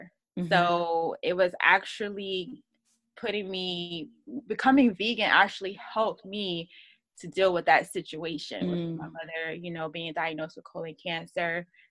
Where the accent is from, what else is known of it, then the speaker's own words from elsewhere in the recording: Virginia, United States; I live in Virginia Beach, Virginia. I'm from Virginia.